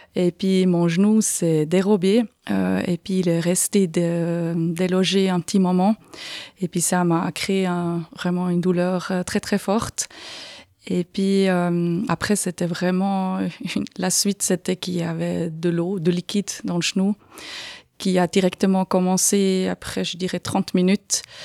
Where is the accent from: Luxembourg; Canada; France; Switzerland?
Switzerland; Aargau; moved away as an adult; also born or lived in Canton of Fribourg; now in Fribourg, Switzerland; Je suis d'origine de l'Argovie, comme on peut peut-être entendre un petit peu avec mon accent.